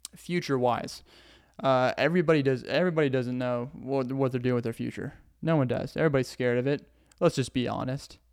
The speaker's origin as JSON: {"language": "English", "region": "Arkansas", "country": "United States", "accent": "Southern", "said": "I'm from Arkansas"}